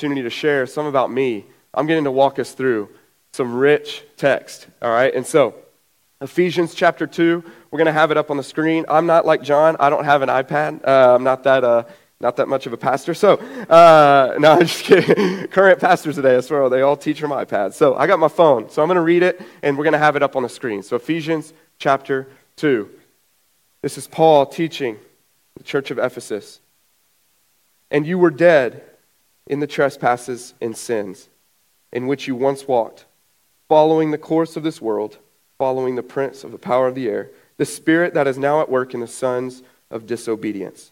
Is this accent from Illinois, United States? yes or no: no; Brady, Texas, United States; also born or lived in Nashville, Tennessee; now in New Braunfels, United States; In 96, my parents moved to Brady